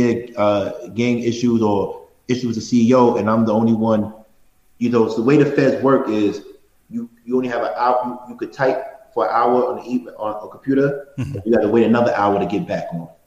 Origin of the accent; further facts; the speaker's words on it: New York City, New York, United States; I'm from Brownsville, which is probably the worst community in Brooklyn, if not New York.